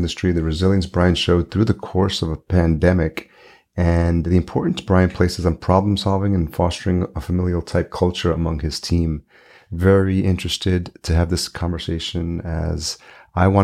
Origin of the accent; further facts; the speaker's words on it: Yonkers, New York, United States; now in Minneapolis, United States; home is Minneapolis now, but I grew up in Yonkers